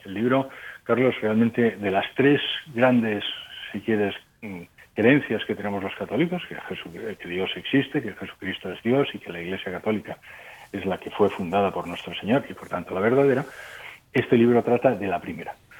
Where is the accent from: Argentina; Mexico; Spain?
Spain; moved away as an adult; also born or lived in Ukraine / Germany / France; yo soy español, pero llevo 30 mm, años fuera de España.